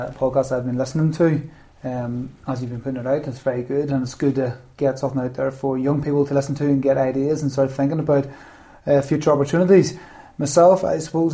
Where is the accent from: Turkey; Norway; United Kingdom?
United Kingdom; Ballynahinch, Northern Ireland; also born or lived in Mourne, Northern Ireland; I grew up in Ballinahinch, Wayne, and went to the Red High in Downpatrick.